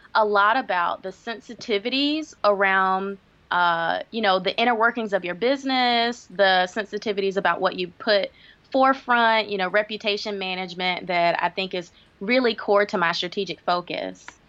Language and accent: English; Greenville, South Carolina, United States; moved away as an adult; also born or lived in Washington, D.C.; my hometown of Greenville, South Carolina